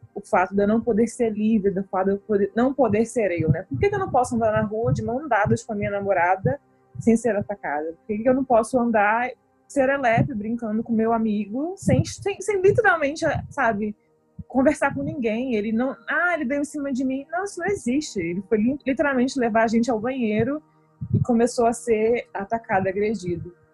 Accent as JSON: {"language": "Portuguese", "town": "Recife", "region": "Pernambuco", "country": "Brazil", "moved": "as an adult", "lives_now": "Canada", "said": "Recife, minha terra querida"}